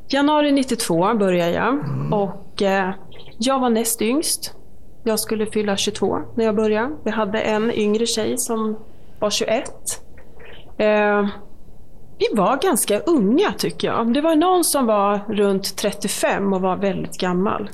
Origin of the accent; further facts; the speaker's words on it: Malmköping, Södermanland, Sweden; also born or lived in Eskilstuna / Katrineholm; Jag är uppvuxen i Malmköping, så det är ju Sörmland